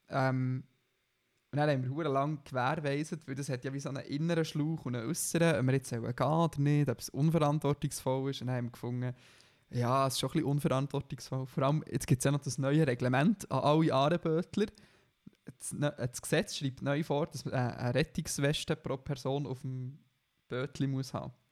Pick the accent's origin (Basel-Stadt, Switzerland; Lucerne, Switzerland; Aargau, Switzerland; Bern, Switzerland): Bern, Switzerland; Weil für mich, für mich als Berner gibt es nur drei und Aare.